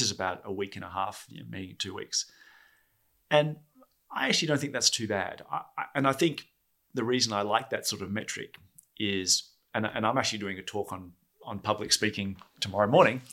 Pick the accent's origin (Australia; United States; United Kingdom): Australia; Perth, Western Australia; I was born in Perth, Australia, and work at Oracle in Perth, Australia